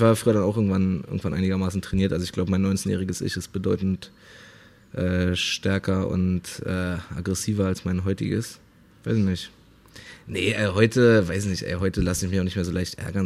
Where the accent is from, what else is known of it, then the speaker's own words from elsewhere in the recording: Berlin, Germany; ich bin halt in Berlin aufgewachsen, in, in Neukölln so äh, viele, viele Ausländer um mich herum.